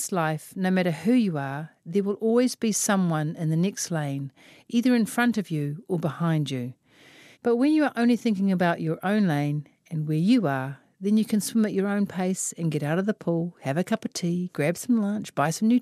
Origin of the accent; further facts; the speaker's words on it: Auckland, New Zealand; also born or lived in Melbourne, Australia; I am from West Auckland